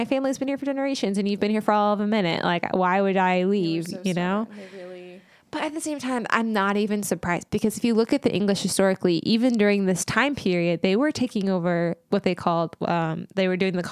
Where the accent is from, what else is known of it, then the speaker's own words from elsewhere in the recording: United States; we were American